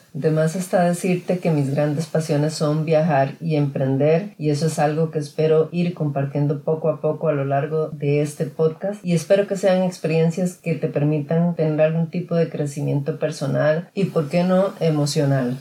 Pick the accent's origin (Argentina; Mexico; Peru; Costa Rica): Costa Rica; now in California, United States; nací en Costa Rica